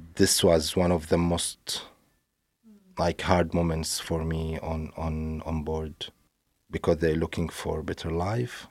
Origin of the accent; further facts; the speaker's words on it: Syria; moved away; I grew up in Syria